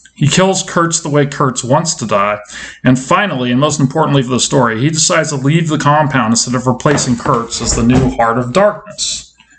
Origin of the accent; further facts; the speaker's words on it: San Diego, California, United States; I'm from San Diego